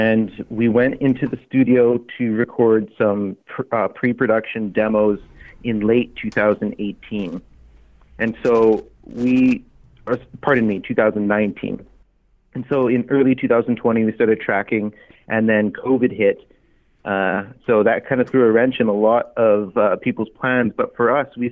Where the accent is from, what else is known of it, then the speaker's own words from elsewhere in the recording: Prince Albert, Saskatchewan, Canada; now in Edmonton, Canada; I was born in Prince Albert, Saskatchewan, and I now make my home in Edmonton, Alberta